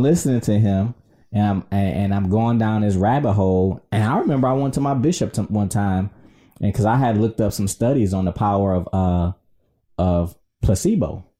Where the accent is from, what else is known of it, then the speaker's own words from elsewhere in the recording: Detroit, Michigan, United States; also born or lived in South Florida; now in Southfield, United States; I was born and raised in Detroit.